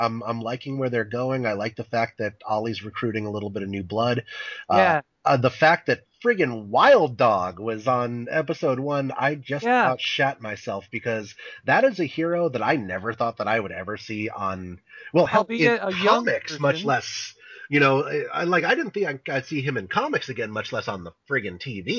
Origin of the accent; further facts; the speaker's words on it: Japan; I grew up in Japan and as you guys all know, and over there they have a lot of mosquitoes